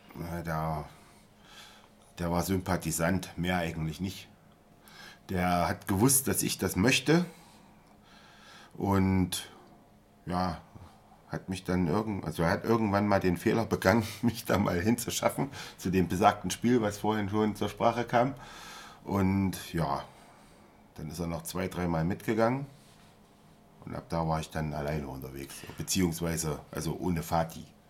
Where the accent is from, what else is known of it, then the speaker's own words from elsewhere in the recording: Jena, Thuringia, Germany; moved away; also born or lived in Munich; ich bin in Jena geboren und da gab es eigentlich nur Zeiss